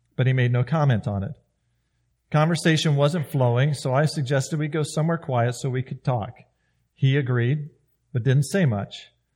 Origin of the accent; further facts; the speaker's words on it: South Carolina, United States; moved away; I grew up in South Carolina